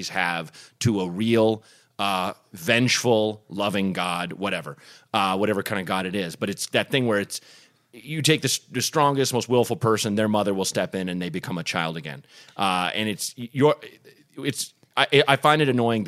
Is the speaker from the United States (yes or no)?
yes; Evanston, Illinois, United States; moved away; also born or lived in Chicago; I was born in Evanston, which is more north.